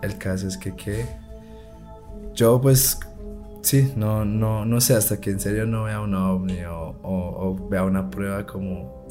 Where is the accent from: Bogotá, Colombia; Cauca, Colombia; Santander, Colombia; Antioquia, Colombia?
Santander, Colombia; Bucaramanga; yo me crié en Bucaramanga